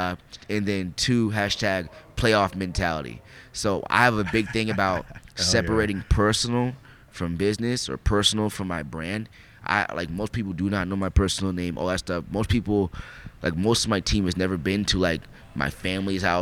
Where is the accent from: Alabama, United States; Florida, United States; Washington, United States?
Washington, United States; Spokane; also born or lived in Bremerton, Washington; We moved from Bremerton over to Spokane. Actually, I was like 12. Moved to Spokane